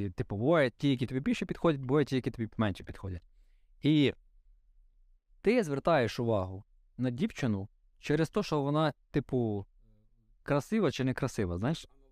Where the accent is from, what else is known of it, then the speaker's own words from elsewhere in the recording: Vinnytsia Oblast, Ukraine; Я в селі виріс в Вінницькій області